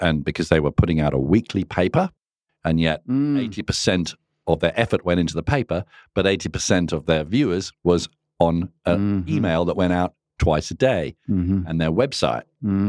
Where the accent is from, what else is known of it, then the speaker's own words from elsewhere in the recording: England, United Kingdom; also born or lived in Singapore; now in Australia; I was actually from England and then Singapore and here an economics teacher.